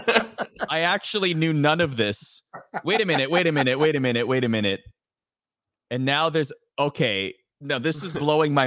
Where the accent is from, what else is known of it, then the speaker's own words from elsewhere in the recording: Toronto, Ontario, Canada; moved away; I grew up in Toronto